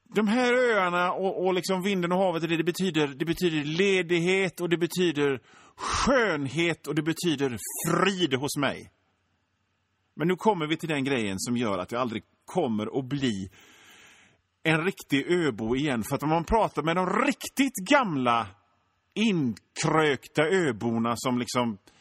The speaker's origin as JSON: {"language": "Swedish", "town": "Hönö", "region": "Västra Götaland", "country": "Sweden", "tie": "born or raised there", "moved": "as an adult", "lives_now": "Gothenburg, Sweden", "said": "jag är född och uppväxt i Göteborgs norra skärgård på ön Hönö"}